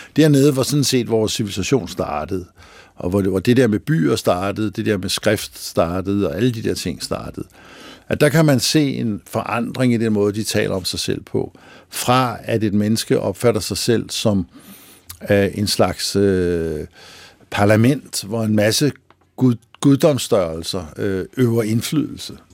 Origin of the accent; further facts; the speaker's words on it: Lønby, Denmark; Mig og rødderne der fra det rækhuskvarter i Lønby, hvor jeg voksede op